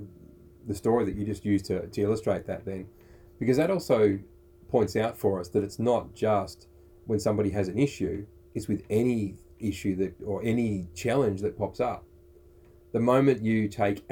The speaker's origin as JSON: {"language": "English", "country": "Australia"}